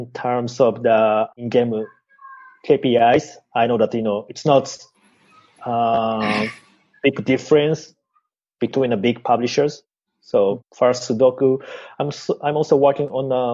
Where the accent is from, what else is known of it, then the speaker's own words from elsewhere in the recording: Japan; I'm from Japan